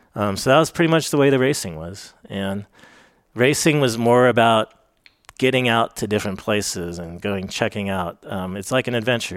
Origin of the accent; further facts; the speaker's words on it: Fairfax, California, United States; moved away as an adult; also born or lived in Crested Butte, Colorado; we grew up in Fairfax.